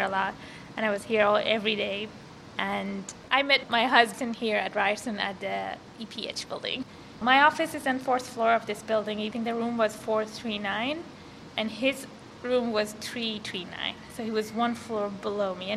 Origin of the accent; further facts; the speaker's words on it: Iran; moved away as an adult; now in Canada; I was born and raised in Iran, and I was 18 when I came to Canada